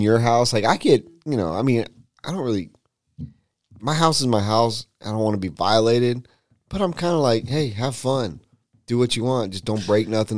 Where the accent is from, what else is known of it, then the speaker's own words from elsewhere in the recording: West Coast, United States; moved away; I grew up on the West Coast